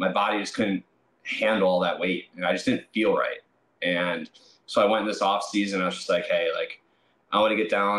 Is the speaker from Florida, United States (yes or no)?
no; Milwaukee, Wisconsin, United States; drafted by my hometown team, the Brewers.